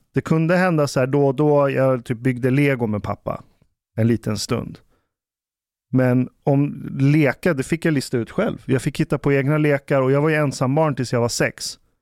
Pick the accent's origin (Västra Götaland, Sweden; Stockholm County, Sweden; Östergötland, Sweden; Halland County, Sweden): Stockholm County, Sweden; Ekerö; jag växte upp på Ekerö